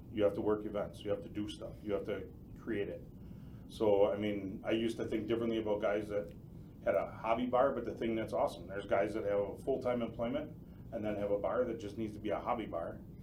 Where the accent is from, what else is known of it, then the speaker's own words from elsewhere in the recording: Port Washington, Wisconsin, United States; moved away as an adult; now in Campbellsport, United States; Born and raised in Port Washington.